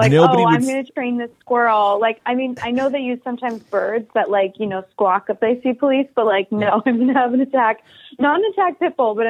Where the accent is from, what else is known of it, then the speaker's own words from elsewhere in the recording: Connecticut, United States; I grew up in Connecticut